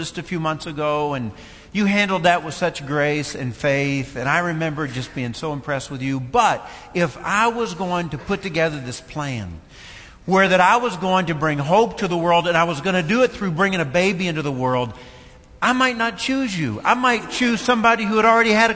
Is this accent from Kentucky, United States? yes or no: yes; Fairplay, Kentucky, United States; moved away; also born or lived in Tennessee / Ohio; I was raised in a small community called Fairplay, 7 miles from Columbia